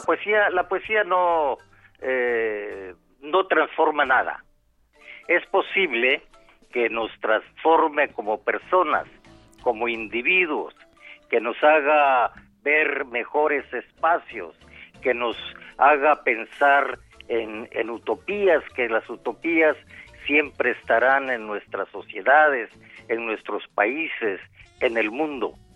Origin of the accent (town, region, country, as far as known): Mexico